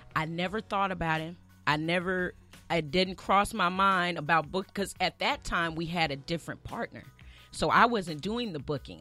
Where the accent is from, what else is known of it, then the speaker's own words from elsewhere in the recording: Birmingham, Alabama, United States; I'm from Birmingham